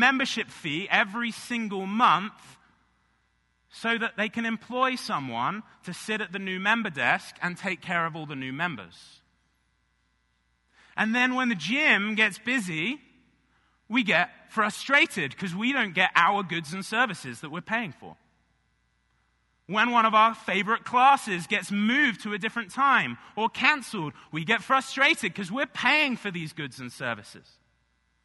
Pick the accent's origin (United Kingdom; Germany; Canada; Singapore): United Kingdom; England; now in United States; I grew up in England